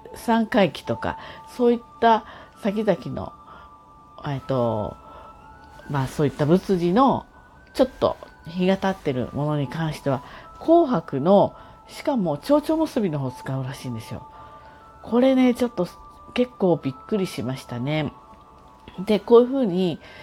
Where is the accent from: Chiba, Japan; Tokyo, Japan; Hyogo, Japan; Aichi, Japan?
Tokyo, Japan; now in Kanagawa, Japan; 東京生まれで今神奈川にいるような人です